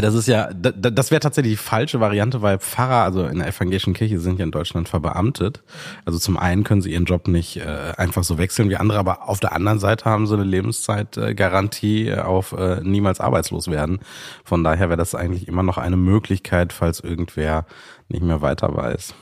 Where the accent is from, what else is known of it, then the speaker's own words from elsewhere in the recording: Sri Lanka; moved away; ich bin in Sri Lanka geboren